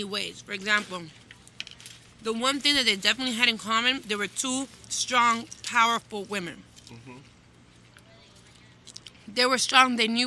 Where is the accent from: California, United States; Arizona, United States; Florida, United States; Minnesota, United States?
Florida, United States; Miami; born and raised in Miami